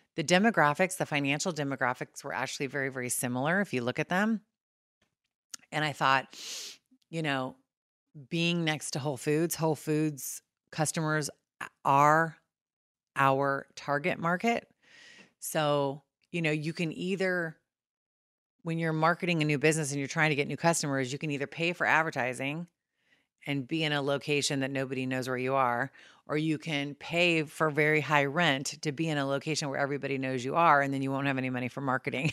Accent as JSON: {"language": "English", "region": "California", "country": "United States", "tie": "born or raised there", "also_born_or_lived": "Saint Louis, Missouri", "moved": "as an adult", "said": "being born and raised in California and moving to Saint Louis"}